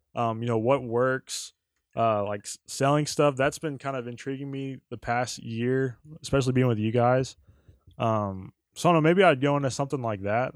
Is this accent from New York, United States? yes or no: no; Altus, Oklahoma, United States; moved away; I grew up in Southwest Oklahoma, uh, Altus, Oklahoma.